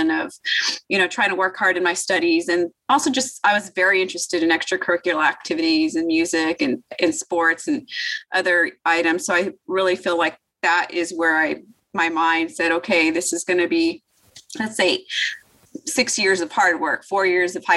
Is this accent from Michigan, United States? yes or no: no; El Paso, Texas, United States; moved away as an adult; also born or lived in New York City / Stanford, California; now in Austin, United States; I'm originally from El Paso, Texas. Graduated high school in 1997